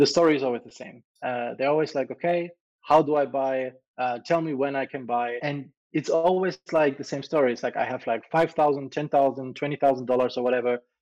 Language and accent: English; Germany; moved away; also born or lived in Malta; I'm from Europe, right? I'm originally German, and say originally I'm still German, but I, have left Germany a long time ago